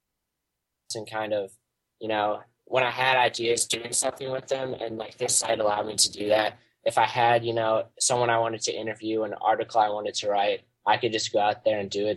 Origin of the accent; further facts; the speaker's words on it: Chicago, Illinois, United States; I'm actually from the Chicago area